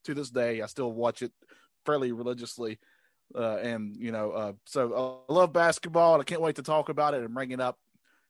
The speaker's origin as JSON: {"language": "English", "region": "North Carolina", "country": "United States", "tie": "born or raised there", "said": "Growing up in North Carolina, I don't know if you can tell by my accent."}